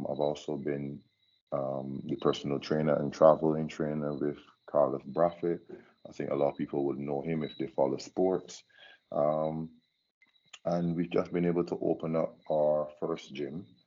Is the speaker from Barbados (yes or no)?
yes; Barbados; also born or lived in England; from Barbados